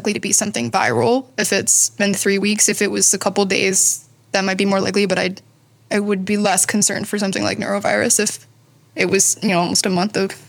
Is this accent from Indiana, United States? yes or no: no; Nashville, Tennessee, United States; moved away as an adult; also born or lived in New Haven; now in Chicago, United States; I grew up in Nashville, Tennessee.